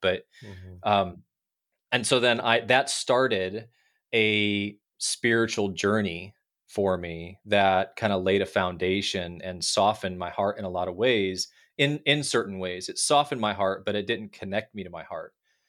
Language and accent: English; Midwest, United States; also born or lived in Pennsylvania / Florida / California / Texas; You know, we grew up in the Midwest. I lived in Pennsylvania, Florida, California, Texas.